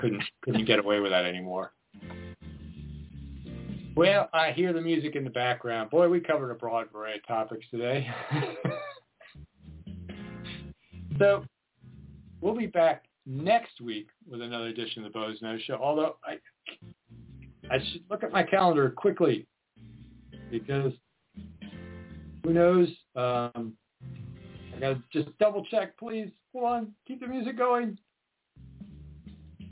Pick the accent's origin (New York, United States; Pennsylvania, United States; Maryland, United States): Maryland, United States; Maryland suburbs of D.C., United States; growing up in the Maryland suburbs of D.C.